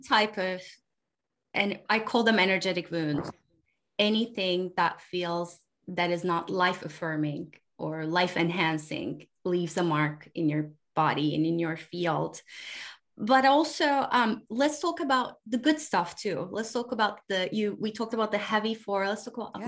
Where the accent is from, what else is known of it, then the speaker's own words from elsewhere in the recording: Turkey; now in United States; I live in the United States, but I was born in Turkey.